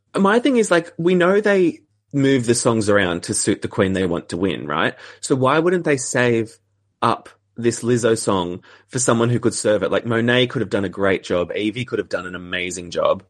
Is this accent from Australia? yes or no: yes; Australia; as an Australian